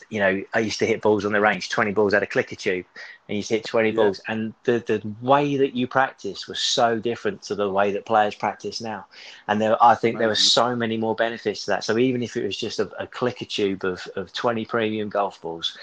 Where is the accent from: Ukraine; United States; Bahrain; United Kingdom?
United Kingdom; Kent, South East England; I grew up in Kent